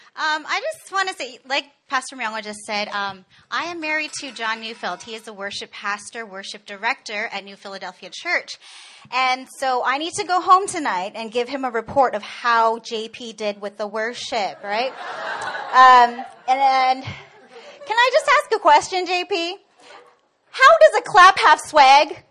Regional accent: Canada; moved away as an adult; now in Korea; I was born and raised in Canada

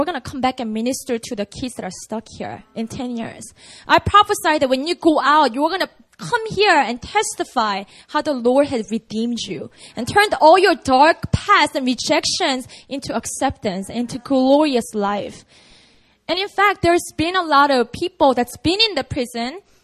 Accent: Busan, South Korea; Busan, that's my hometown

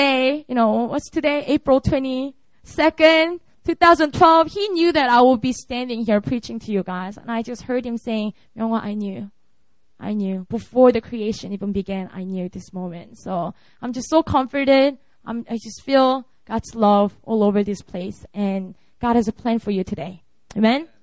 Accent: South Korea; English is a second language; also born or lived in Seoul; preaching in my hometown

